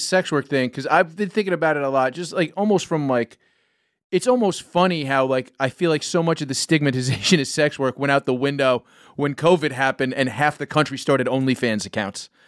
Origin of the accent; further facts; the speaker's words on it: New York City, New York, United States; I grew up in New York City